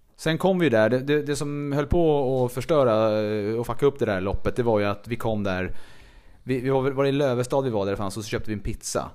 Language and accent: Swedish; Stockholm, Stockholm County, Sweden; på Södersjukhuset i Stockholm där jag är född